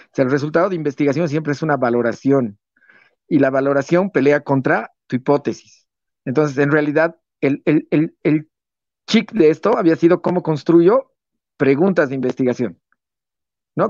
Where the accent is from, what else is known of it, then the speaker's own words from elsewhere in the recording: Bolivia; Yo, yo amo, amo, amo mi país